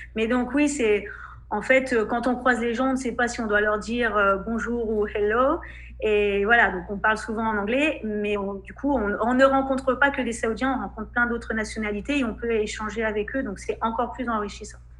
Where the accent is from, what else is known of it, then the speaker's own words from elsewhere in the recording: France; moved away as an adult; now in Saudi Arabia; on est français